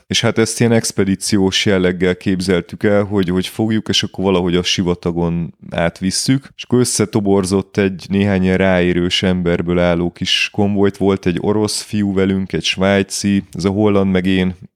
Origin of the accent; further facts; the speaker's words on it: Budapest, Hungary; én budapesti vagyok. Budapesten élek